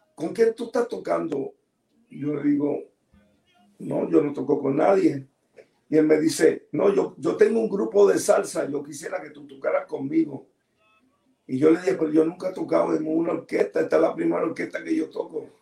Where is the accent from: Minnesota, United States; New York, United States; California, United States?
New York, United States; New York City; Y yo nací en el Bronx